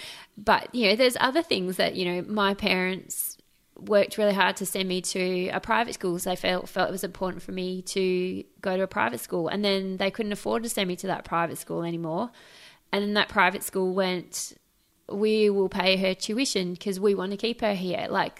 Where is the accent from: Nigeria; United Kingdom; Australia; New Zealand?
Australia; also born or lived in Trinidad and Tobago; I was born in the West Indies in Trinidad and Tobago, which is not a terribly stable country, to be honest. And my parents moved us to Australia when I was 9.